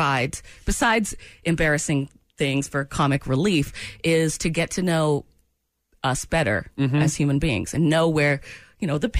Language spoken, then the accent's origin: English; Maine, United States; I grew up in Maine.